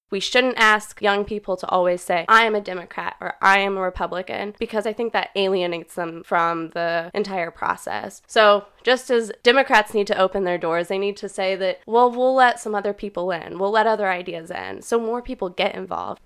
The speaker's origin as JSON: {"language": "English", "town": "Kirksville", "region": "Missouri", "country": "United States", "tie": "born or raised there", "said": "I'm from Kirksville, born and raised in kind of rural Missouri."}